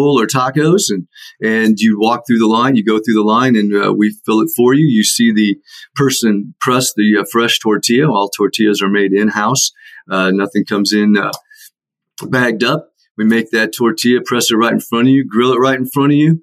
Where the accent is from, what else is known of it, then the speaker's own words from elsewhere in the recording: Iowa City, Iowa, United States; moved away; also born or lived in Atlanta; I grew up in Iowa City